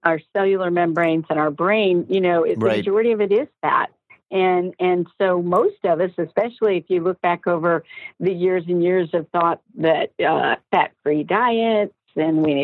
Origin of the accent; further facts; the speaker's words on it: Georgia, United States; moved away; I was from Georgia